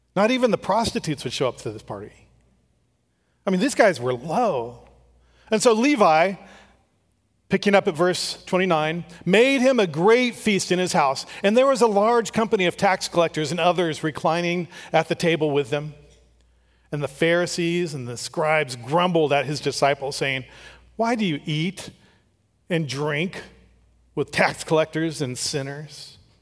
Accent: Strathmore, California, United States; I grew up in Strathmore.

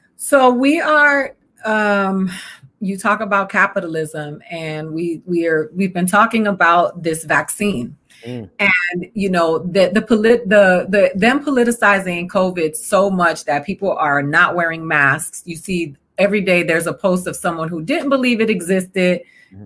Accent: Miami, Florida, United States; also born or lived in Georgia; I'm from the South, so I'm from Florida

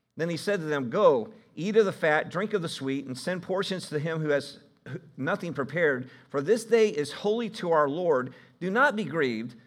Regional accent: Ohio, United States; I'm from Ohio

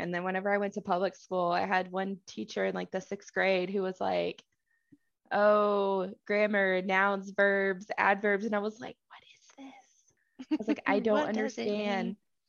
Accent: Texas, United States; where I grew up in Southeast Texas is that we have tons of oleander plants.

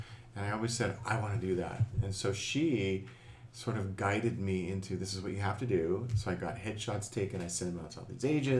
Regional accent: Newport Beach, California, United States; also born or lived in Albany, New York / Pasadena, California; I really grew up in Newport Beach

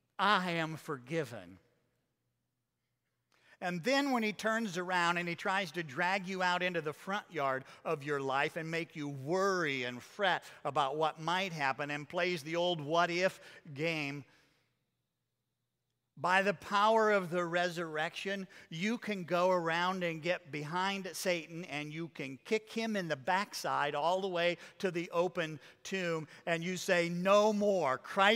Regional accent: Iowa, United States; The house that I grew up in Iowa, had from our bedroom windows a commanding view of the church's cemetery.

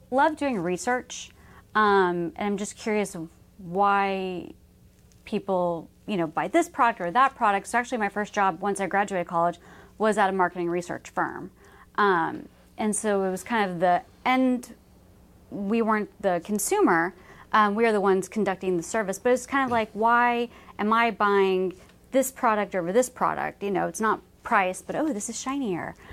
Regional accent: Dallas, Texas, United States; mm-hmm. Dallas.

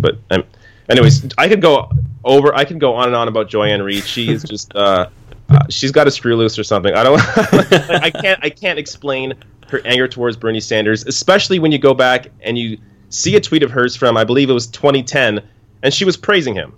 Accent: Canada; me being Canadian

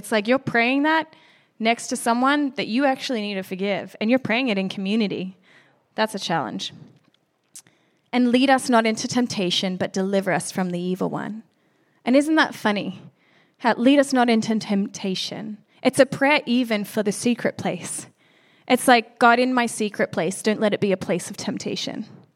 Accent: Australia; moved away; being Australian

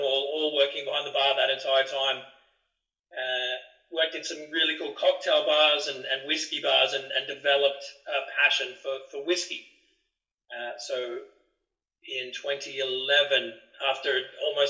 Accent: Byron Bay, New South Wales, Australia; moved away; I grew up in Australia. I grew up in a tourist destination in Australia. It's the most easterly point of Australia, a town called Byron Bay.

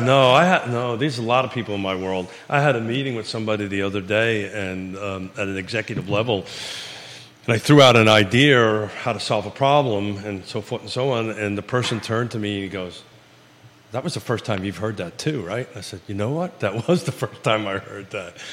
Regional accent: New York City, New York, United States; now in Charlottesville, United States; I grew up in the New York City school system

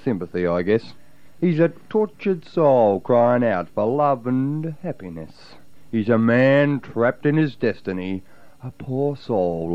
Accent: Adelaide, South Australia, Australia; now in Melbourne, Australia; I come from Adelaide. I barrack for Norwood

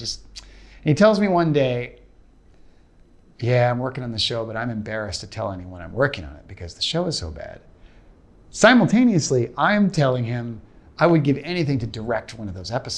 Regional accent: Portland, Oregon, United States; now in Los Angeles, United States; I'm from Portland, Oregon initially, and I've lived all over the country

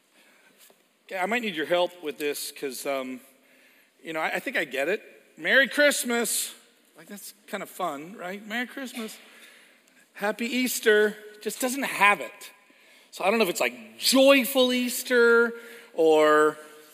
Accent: Edmonton, Alberta, Canada; moved away; Edmonton, Alberta. It's where I was born

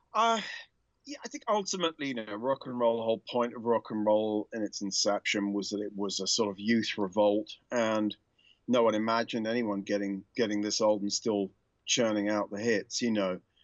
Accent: United Kingdom; moved away; also born or lived in United States; like a lot of Brits

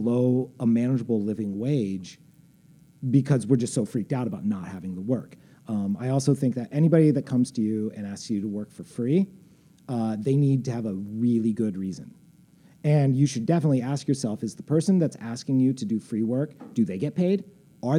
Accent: Indiana, United States; moved away as an adult; now in Chicago, United States; I grew up in Indiana. Like, you know, I've lived in Chicago for like 20 years.

